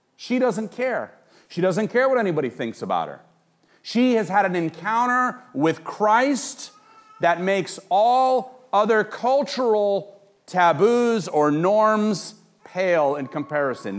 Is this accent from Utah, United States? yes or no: no; Los Angeles, California, United States; I grew up in Los Angeles, and I grew up in Hollywood